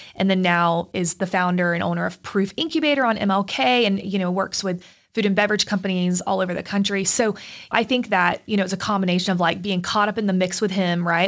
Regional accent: Plant City, Florida, United States; now in Chattanooga, United States; I grew up in Plant City, Florida, which is like a submarket of Tampa

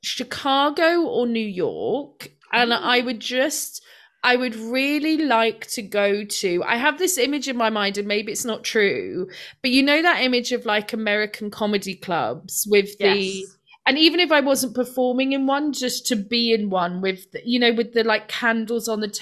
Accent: Scotland, United Kingdom; But I wouldn't go on a cruise because I'm Scottish and they seem expensive.

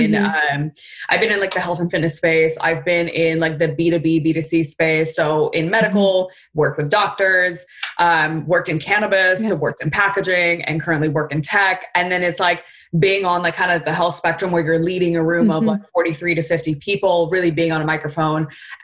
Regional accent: Southern California, United States; I'm from Southern California

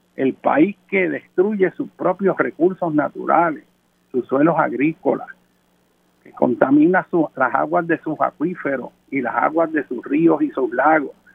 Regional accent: Puerto Rico

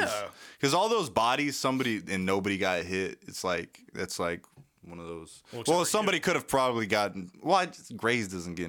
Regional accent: Virginia, United States; Virginia, VA, two VA. Up, two down.

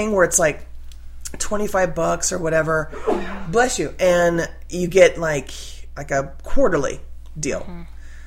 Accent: California, United States; now in Corvallis, United States; not where I grew up in California

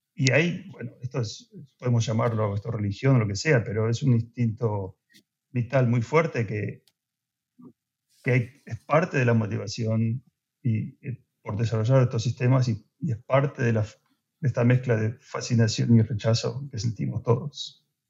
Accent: Argentina; moved away; soy soy de Argentina

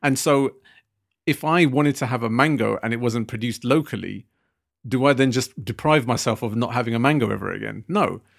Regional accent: United Kingdom; us being British Asian

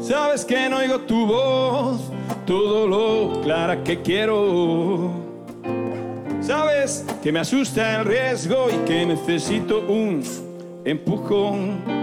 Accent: Zafra, Extremadura, Spain; en mi pueblo hay unas sartenes que flipan

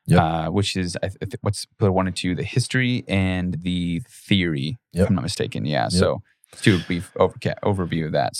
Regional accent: United States; I'm an American.

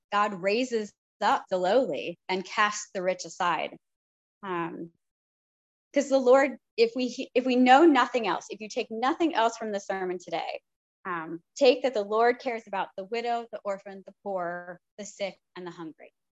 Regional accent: United States; part of our work as American Christians

